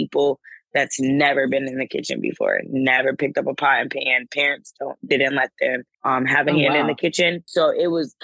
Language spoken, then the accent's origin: English; Windsor, Connecticut, United States; I am from Windsor, Connecticut. I grew up in the greater Hartford area. Went to Windsor Public Schools and graduated from Windsor High School